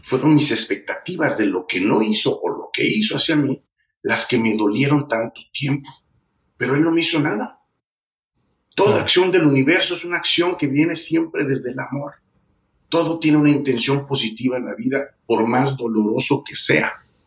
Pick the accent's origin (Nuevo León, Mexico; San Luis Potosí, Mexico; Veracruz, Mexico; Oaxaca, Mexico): San Luis Potosí, Mexico; Yo nací en San Luis Potosí, México